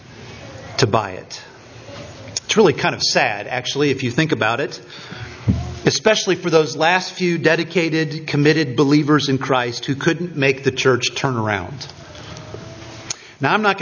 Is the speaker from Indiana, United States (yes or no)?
yes; Richmond, Indiana, United States; moved away; The little town that Stephanie and I grew up in Indiana